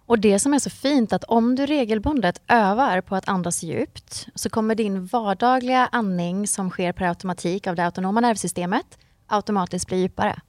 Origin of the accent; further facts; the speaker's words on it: Mark Municipality, Västra Götaland, Sweden; moved away as an adult; now in Varberg, Sweden; jag växte upp i Marks kommun som är en timme härifrån ungefär.